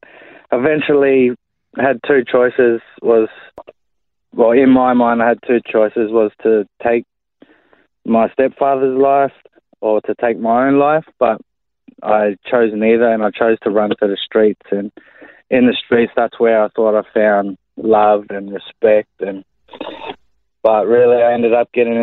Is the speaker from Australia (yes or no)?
yes; Brisbane, Queensland, Australia; I was born and raised in Brisbane, Queensland, on the north side of Brisbane mainly.